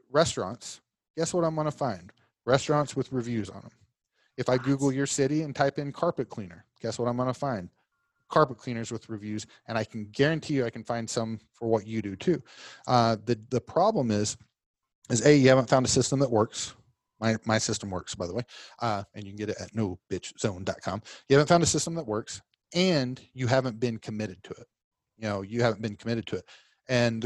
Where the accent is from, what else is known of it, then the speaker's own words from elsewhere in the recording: Oklahoma, United States; accent: Southern; moved away as an adult; also born or lived in Fort Lauderdale, Florida / Virginia; now in Orlando, United States; I use a little Southern slang in mine because I'm from Oklahoma